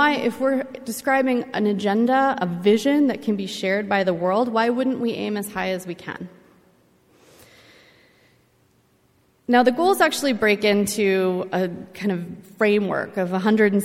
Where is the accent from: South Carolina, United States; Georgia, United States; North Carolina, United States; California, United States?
California, United States; Los Angeles; my hometown